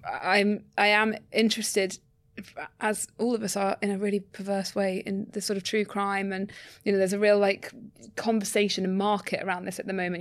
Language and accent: English; London, United Kingdom; as a Londoner